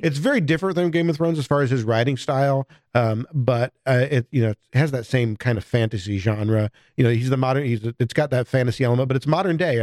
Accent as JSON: {"language": "English", "area": "near Chicago", "region": "Illinois", "country": "United States", "tie": "born or raised there", "moved": "yes", "said": "I grew up near Chicago"}